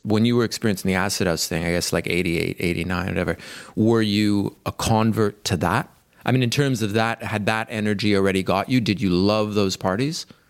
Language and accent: English; Montreal, Quebec, Canada; I grew up in Montreal